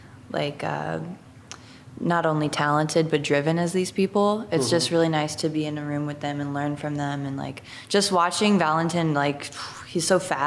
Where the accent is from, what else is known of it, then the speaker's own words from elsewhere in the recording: Atlanta, Georgia, United States; moved away as an adult; now in Los Angeles, United States; Atlanta's home